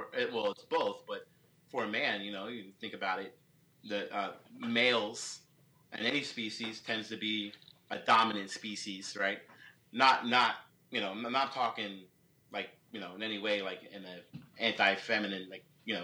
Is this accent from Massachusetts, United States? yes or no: no; New York City, New York, United States; I'm originally from the Bronx. I was raised in the Bronx